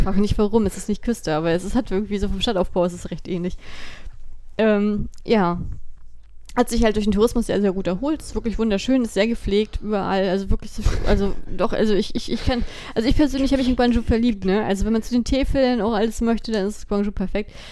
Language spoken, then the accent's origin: German; Germany; bei uns in Deutschland